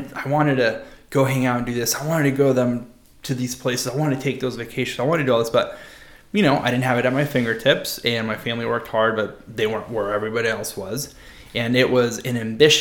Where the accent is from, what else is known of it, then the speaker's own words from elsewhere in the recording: San Diego, California, United States; Growing up in La Jolla